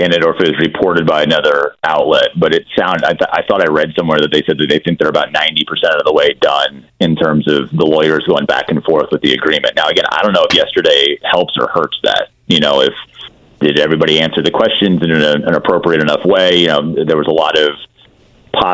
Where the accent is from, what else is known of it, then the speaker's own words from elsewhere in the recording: Missouri, United States; I'm from Missouri sort of thing.